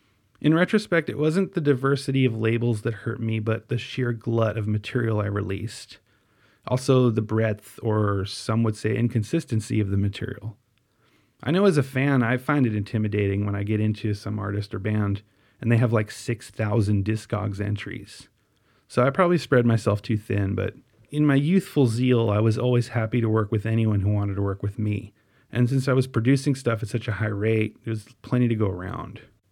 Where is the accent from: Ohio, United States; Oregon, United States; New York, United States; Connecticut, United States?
New York, United States; Staten Island; now in Wisconsin, United States; But I still like the idea of people not being able to pinpoint exactly where I'm from, due to the baggage I associate with places like Staten Island. But as I said earlier, I like Staten Island a lot more now than I did when I was growing up there.